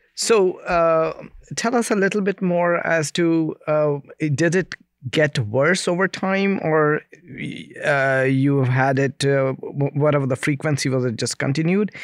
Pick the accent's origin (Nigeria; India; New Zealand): India; I'm from India